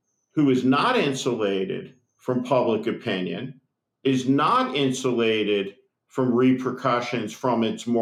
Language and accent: English; United States; we're Americans